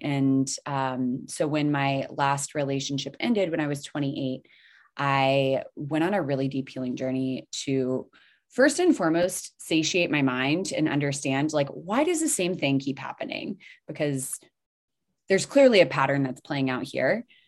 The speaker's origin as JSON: {"language": "English", "region": "the South", "country": "United States", "tie": "born or raised there", "said": "where I grew up here in the South"}